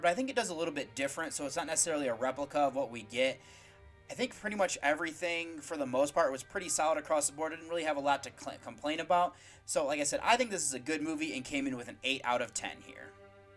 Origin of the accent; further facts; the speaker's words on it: United States; I'm from the United States